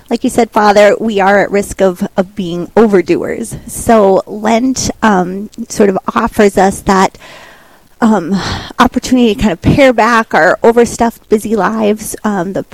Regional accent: Bismarck, North Dakota, United States; I'm from Bismarck.

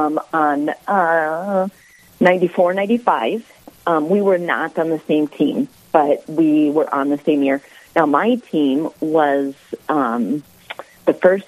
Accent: Sioux Falls, South Dakota, United States; I grew up in Sioux Falls here

